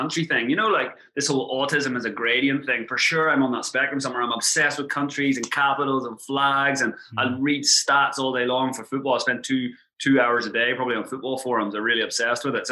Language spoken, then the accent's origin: English; Ireland; accent: Irish; moved away as an adult; also born or lived in England; now in Thailand; obviously, I'm Irish. You can hear from my accent